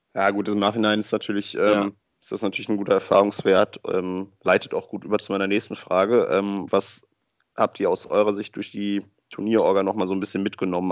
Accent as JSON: {"language": "German", "country": "Germany", "said": "bei uns in Deutschland"}